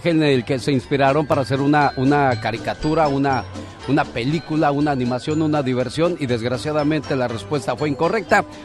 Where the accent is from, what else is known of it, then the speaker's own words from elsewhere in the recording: Tariacuri, Michoacán, Mexico; moved away; un día salí de Tariacuri, Michoacán, pero Tariacuri, Michoacán, nunca salió de mí.